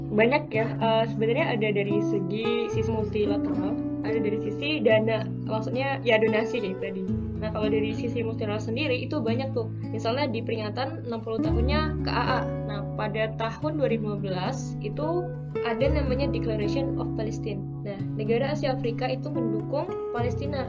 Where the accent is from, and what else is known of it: Indonesia